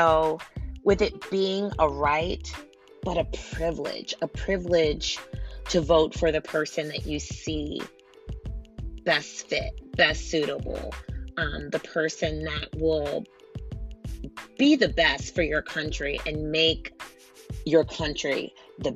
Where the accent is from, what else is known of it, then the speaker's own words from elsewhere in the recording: United States; I am an American citizen. I was born here